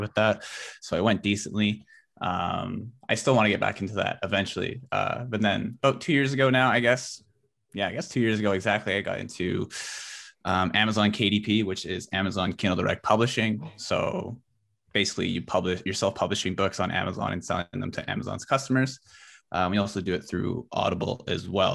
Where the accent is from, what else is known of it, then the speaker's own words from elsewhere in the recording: Abbotsford, British Columbia, Canada; I'm from Abbotsford, B C, so I'm, like, Yeah, in the Fraser Valley.